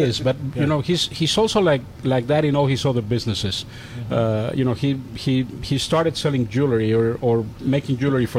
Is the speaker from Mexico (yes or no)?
yes; Mexico; now in United States; I grew up in Mexico.